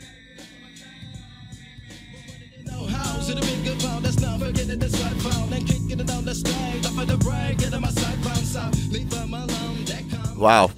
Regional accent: Cleveland, Ohio, United States; I'm from Cleveland. Well, I'm from a suburb of Cleveland, and it was like hometown.

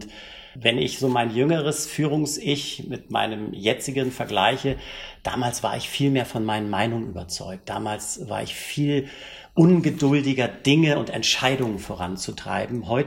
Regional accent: Hamburg, Germany; born there; accent: Hamburg; wie man unschwer an meiner Sprachfärbung hört, bin ich gebürtiger Hamburger

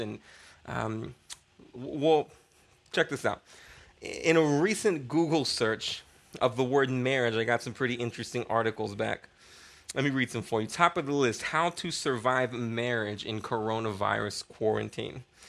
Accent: United States

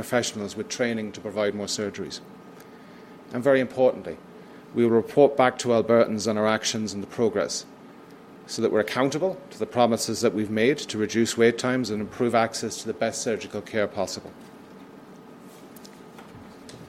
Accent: United Kingdom; moved away as an adult; also born or lived in Manitoba / British Columbia / Ontario; now in Canada; as my accent is a giveaway, in the United Kingdom.

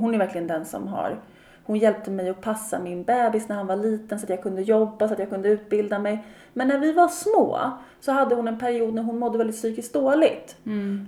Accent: Sweden; moved away; also born or lived in Austria; mina kompisar hemma i Sverige

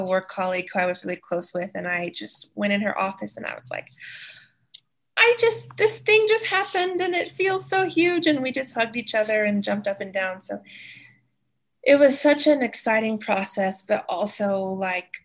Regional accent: East Tennessee, United States; moved away as an adult; now in Wyoming, United States; I'm from East Tennessee originally

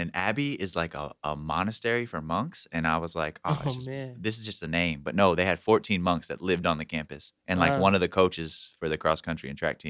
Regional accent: Indianapolis, Indiana, United States; I was born on the South Side at Community South Hospital. So nice. I'm like born and bred Indianapolis.

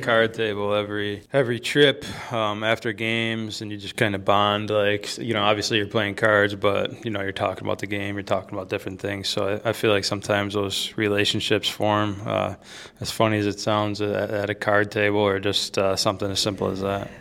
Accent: Buffalo, New York, United States; moved away; also born or lived in Michigan; I grew up in Buffalo, too

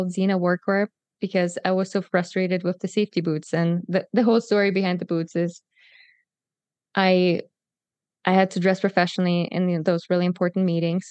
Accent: Germany; moved away as an adult; also born or lived in Kazakhstan; I'm from Germany and moved here 8 years ago. But if you want the full story, I was actually born in Kazakhstan

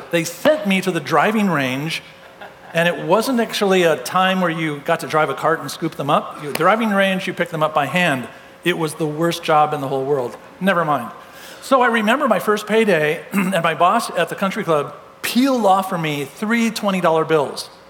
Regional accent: California, United States; I'm from Southern California originally, and so everybody played golf in my family.

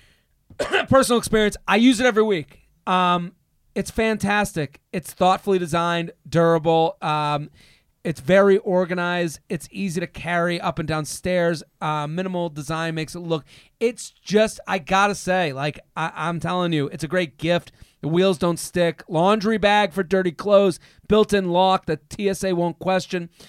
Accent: outside of Boston, Massachusetts, United States; moved away as an adult; also born or lived in Pennsylvania; now in New York, United States; I'm from outside of Boston in high school

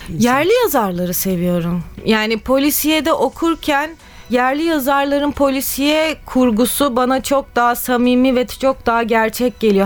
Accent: Istanbul, Turkey; ben doğma büyüme Kadıköylüyüm

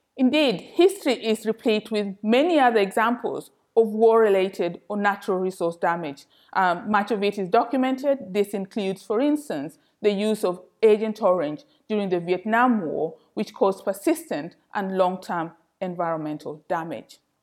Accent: Kenya; moved away as an adult; now in London, United Kingdom; I was born and educated in Kenya

